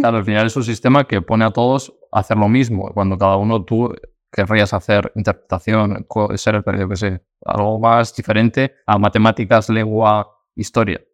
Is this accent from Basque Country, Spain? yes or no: yes; Basque Country, Spain; now in Madrid, Spain; yo no soy de Madrid, yo soy vasco, de un pueblo también